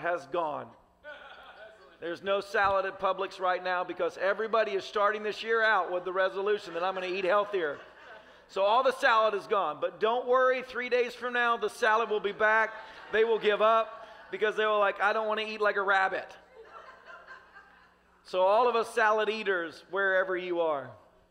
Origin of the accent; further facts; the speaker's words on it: Tennessee, United States; I grew up in Tennessee